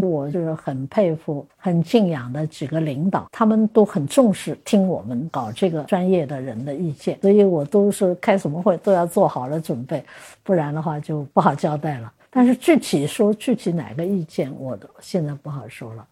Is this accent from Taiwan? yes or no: no; China; 我们中国人